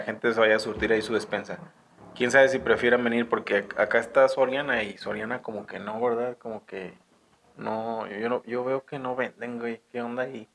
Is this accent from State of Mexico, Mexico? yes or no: no; Guadalajara, Jalisco, Mexico; now in San Francisco del Rincón, Mexico; yo soy de Guadalajara, Jalisco